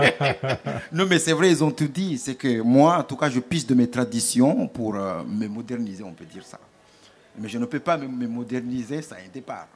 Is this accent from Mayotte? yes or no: yes; Mayotte; je ne peux pas me présenter tout simplement en tant que Maoré